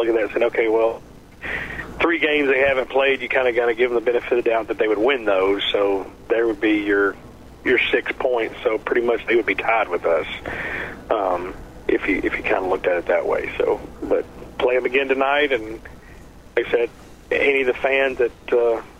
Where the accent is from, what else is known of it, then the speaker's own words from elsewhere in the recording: Kentucky, United States; I'm from Kentucky